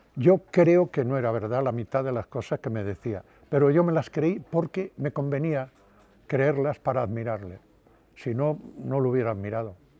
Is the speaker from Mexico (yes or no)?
no; Padrón, Galicia, Spain; moved away as an adult; now in Madrid, Spain; en mi pueblo me consideraban un poco loco